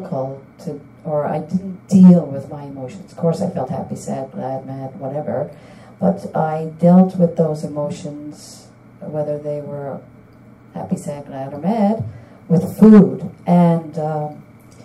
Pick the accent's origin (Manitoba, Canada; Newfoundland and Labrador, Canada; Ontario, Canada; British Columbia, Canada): Newfoundland and Labrador, Canada; St. John's; now in Ottawa, Canada; I'm originally from St. John's, Newfoundland